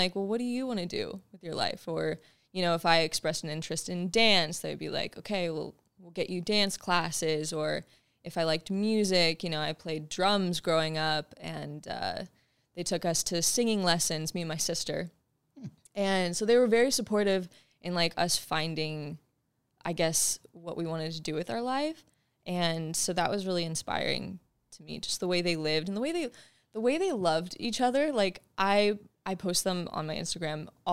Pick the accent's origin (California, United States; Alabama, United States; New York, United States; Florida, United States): California, United States; San Diego; so I was born and raised in San Diego, California.